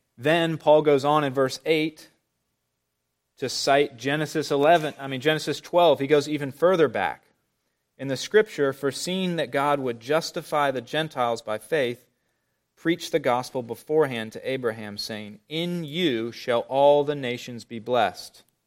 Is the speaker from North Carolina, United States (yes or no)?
yes; Charlotte, North Carolina, United States; growing up in Charlotte